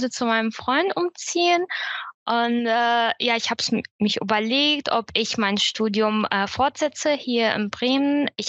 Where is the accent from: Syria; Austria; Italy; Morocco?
Syria; German is a second language; now in Germany; Ich bin 2015 von Syrien nach Deutschland geflüchtet und bin hier alles anerkannte Flüchtlinge.